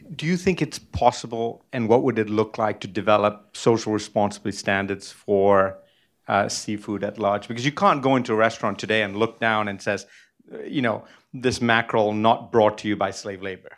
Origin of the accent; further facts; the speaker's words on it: Sri Lanka; moved away; I was born in Sri Lanka, I literally grew up on the sea